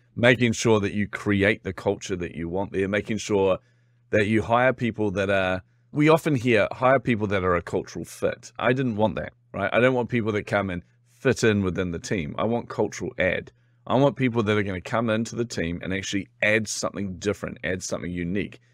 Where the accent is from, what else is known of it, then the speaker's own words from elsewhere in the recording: New Zealand; accent: Kiwi; particularly being a Kiwi, by the way, I'm from New Zealand.